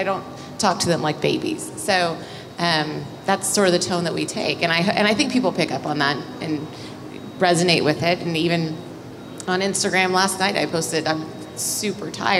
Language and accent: English; Austin, Texas, United States; moved away as an adult; also born or lived in Los Angeles; I'm from Austin originally, but knew I wanted to leave Austin as fast as I could